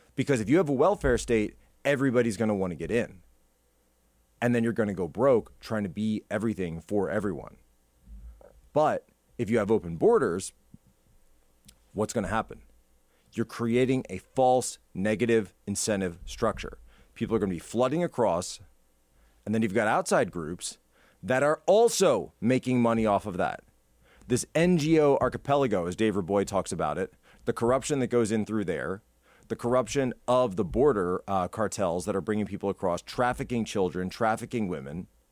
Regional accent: Philadelphia, Pennsylvania, United States; I'm from the Philly area

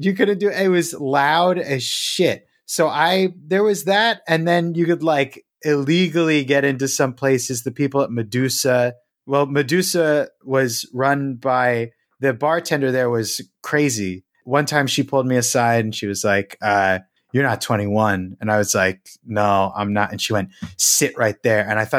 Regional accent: Philadelphia, Pennsylvania, United States; No, I am from the Philly area.

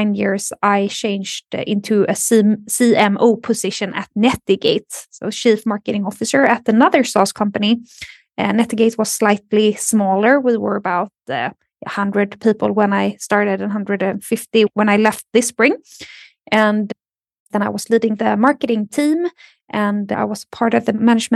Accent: Sweden; also born or lived in Lund / Stockholm; I am born and raised in Sweden, and I live in Stockholm since 2011.

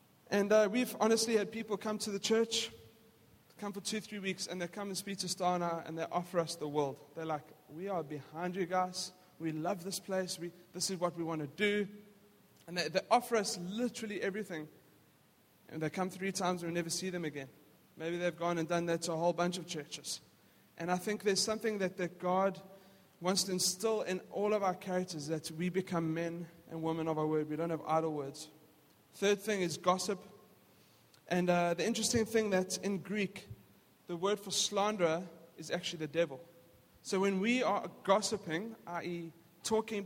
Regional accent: South Africa; We grew up in South Africa

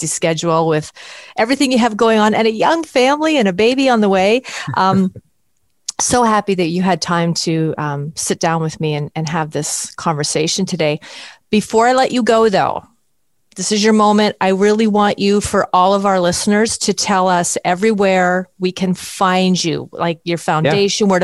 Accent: Canada; I'm from Canada

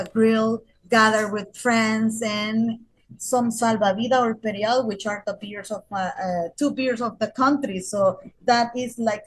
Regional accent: San Pedro Sula, Cortés, Honduras; I'm a proud Honduran that love his my country. I am from San Pedro Sula

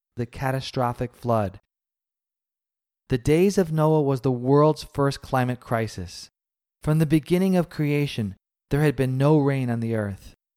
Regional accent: New York City, New York, United States; a little kid growing up in the Big Apple

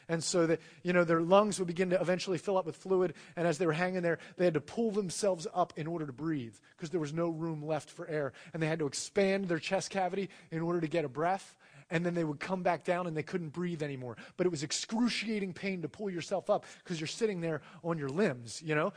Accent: United States; being born into America where the reigning, religion is Christianity

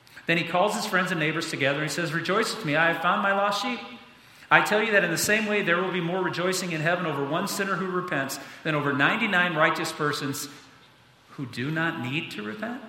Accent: United States; being an American kid, growing up in this country

